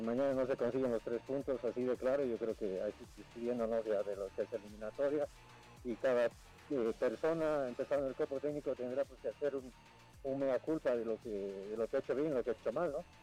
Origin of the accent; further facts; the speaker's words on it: Bolivia; como bolivianos